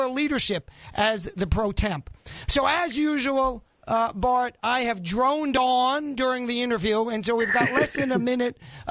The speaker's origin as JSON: {"language": "English", "region": "New York", "country": "United States", "tie": "born or raised there", "also_born_or_lived": "Northeast", "moved": "as an adult", "lives_now": "Arkansas, United States", "said": "I was born in New York"}